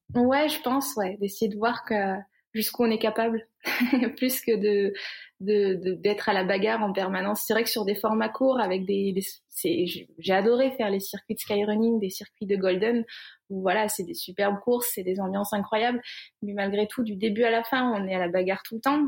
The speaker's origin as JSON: {"language": "French", "area": "Cantal, near Saint-Flour", "region": "Auvergne-Rhône-Alpes", "country": "France", "tie": "born or raised there", "said": "J'ai grandi dans le Cantal, euh, à côté de Saint-Flour"}